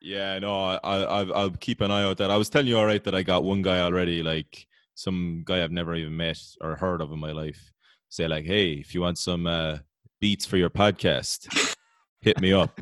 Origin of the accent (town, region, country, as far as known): Ireland